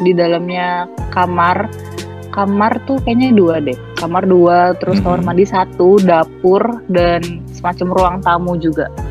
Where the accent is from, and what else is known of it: Indonesia; moved away as an adult; also born or lived in Malaysia